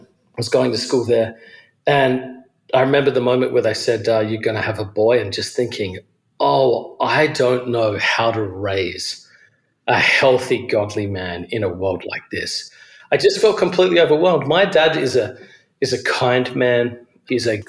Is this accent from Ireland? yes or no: no; Adelaide, South Australia, Australia; moved away as an adult; also born or lived in Georgia, United States; now in New York City, United States; I'm originally from Australia. I grew up in a city called Adelaide.